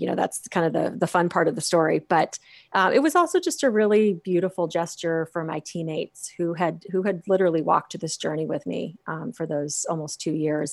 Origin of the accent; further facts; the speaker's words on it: Phoenix, Arizona, United States; growing up in Phoenix, Arizona, we all learned to swim when we learned to walk